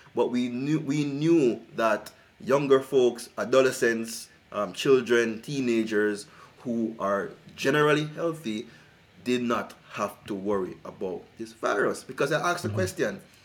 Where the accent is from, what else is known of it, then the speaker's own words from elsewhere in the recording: Jamaica; moved away; I'm originally from Jamaica